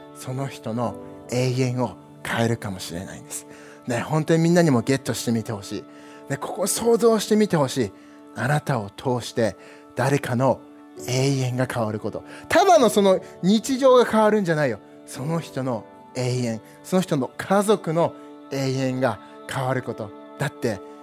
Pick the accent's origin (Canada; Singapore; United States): United States; now in Japan; 自分がずっとアメリカで育ったんだけど